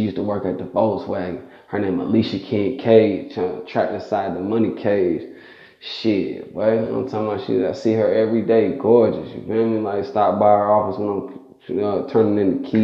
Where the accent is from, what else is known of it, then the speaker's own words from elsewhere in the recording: Stone Mountain, Georgia, United States; I'm from Stone Mountain